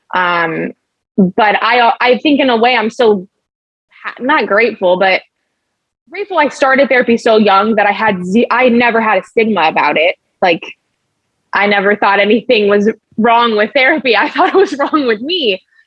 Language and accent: English; Los Angeles, California, United States; I'm from LA, born and raised